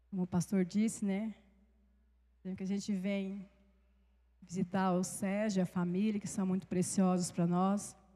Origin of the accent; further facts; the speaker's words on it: Rondonópolis, Mato Grosso, Brazil; moved away as an adult; also born or lived in sertão of Northeast Brazil; now in Ceará, Brazil; 9 de dezembro fez oito anos que nós estamos no sertão, nós somos do Mato Grosso, de Rondonópolis, e estamos ali há oito anos